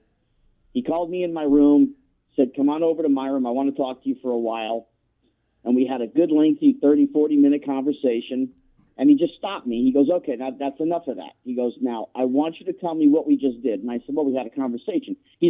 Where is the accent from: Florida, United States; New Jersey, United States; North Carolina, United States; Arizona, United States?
New Jersey, United States; moved away as an adult; now in Southern California, United States; I grew up back east in New Jersey, and I put in my 18 winters, and I had enough.